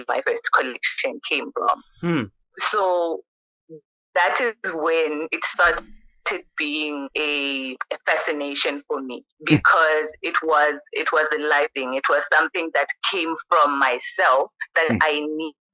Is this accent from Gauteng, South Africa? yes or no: no; Thohoyandou, Limpopo, South Africa; moved away as an adult; also born or lived in Free State / Mpumalanga; a girl coming from Thohoyandou. I was born in Gredi, and then I moved to Free State during my varsity years, and then Mpumalanga